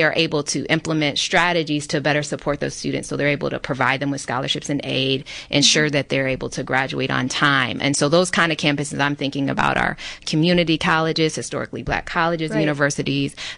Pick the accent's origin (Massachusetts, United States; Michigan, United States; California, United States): Michigan, United States; my home state of Michigan